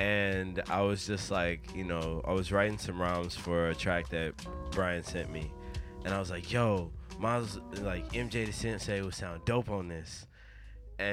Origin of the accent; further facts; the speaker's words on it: Midwest, United States; But I'm still from the Midwest, where we're doing the best.